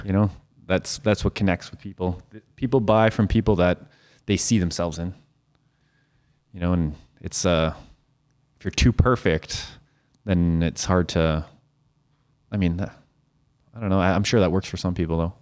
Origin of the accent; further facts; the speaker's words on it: Saskatoon, Saskatchewan, Canada; I always said I was from Saskatoon